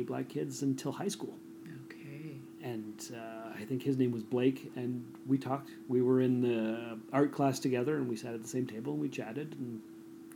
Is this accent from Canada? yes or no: yes; Sault Ste. Marie, Ontario, Canada; my experience growing up in Sault Ste. Marie